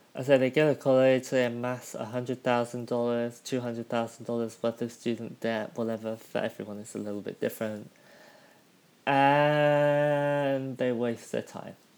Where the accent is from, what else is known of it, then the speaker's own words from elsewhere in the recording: United Kingdom; moved away; my hometown back in the UK